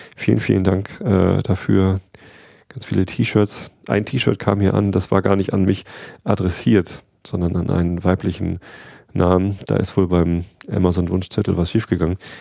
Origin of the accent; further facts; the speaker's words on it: Wistedt, Lower Saxony, Germany; durch Wistet durch, da wo ich aufgewachsen bin